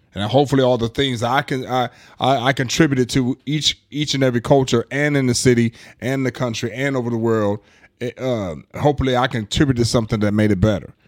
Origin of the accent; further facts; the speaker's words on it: Omaha, Nebraska, United States; also born or lived in East St. Louis, Illinois; I'm not originally from Omaha, but I've been here all my life, so I am a resident of Omaha.